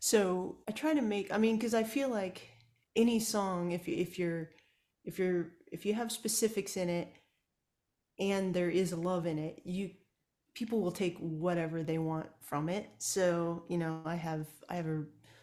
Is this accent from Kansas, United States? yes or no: yes; Kansas, United States; moved away as an adult; now in Austin, United States; I grew up in Kansas